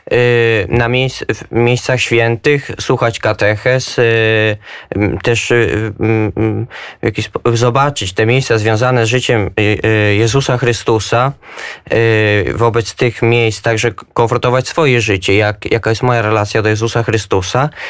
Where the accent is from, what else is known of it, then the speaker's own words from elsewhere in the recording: Pruszków, Masovian Voivodeship, Poland; also born or lived in Israel; jestem z Pruszkowa pod Warszawą, mam 24 lata.